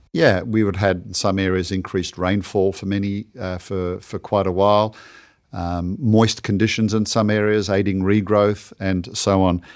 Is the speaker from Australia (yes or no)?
yes; Australia; my home country of Australia